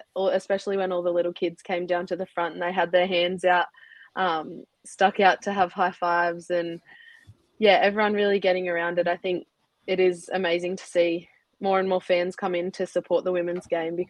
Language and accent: English; Milton Ulladulla, New South Wales, Australia; I'm from Milton Ulladulla, so down the bottom end of the South Coast.